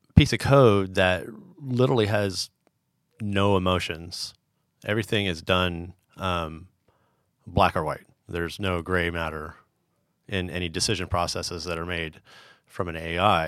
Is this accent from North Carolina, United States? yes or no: no; San Diego, California, United States; moved away as an adult; also born or lived in Sacramento / Europe; I grew up in San Diego